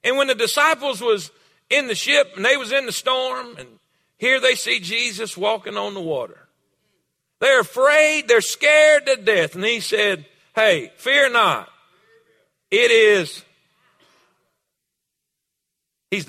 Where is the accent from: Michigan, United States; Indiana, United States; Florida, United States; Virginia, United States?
Florida, United States; South; I'm from South Florida. I'm Florida cracker.